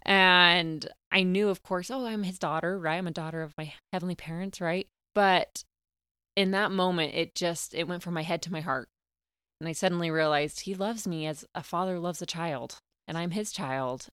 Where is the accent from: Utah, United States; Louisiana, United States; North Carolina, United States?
Utah, United States; Clinton; also born or lived in Oregon / Knoxville, Tennessee; I grew up in Clinton, Utah, um, had a great childhood